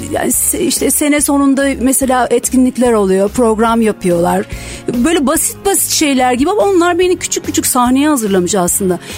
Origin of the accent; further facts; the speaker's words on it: Eskişehir, Turkey; Evet Eskişehirliyim ama ee, Tatar değilim